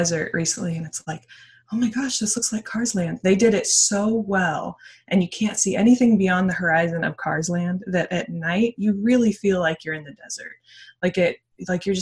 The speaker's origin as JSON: {"language": "English", "town": "San Diego", "region": "California", "country": "United States", "tie": "born or raised there", "moved": "yes", "lives_now": "Los Angeles, United States", "said": "I was born in San Diego"}